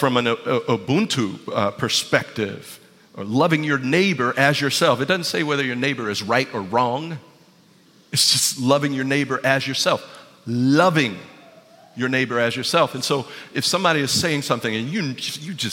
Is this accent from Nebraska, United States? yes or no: no; Ravenel, South Carolina, United States; I lived with my grandfather, Marion, who raised me. And he had a lot of old ways about him, being, you know, living in Ravenel, South Carolina